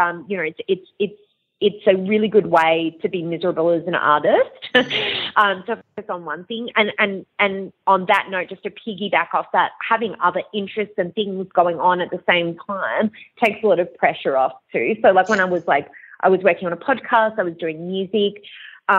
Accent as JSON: {"language": "English", "town": "Perth", "region": "Western Australia", "country": "Australia", "tie": "born or raised there", "also_born_or_lived": "Long Island, United States", "moved": "yes", "said": "I'm originally from Perth"}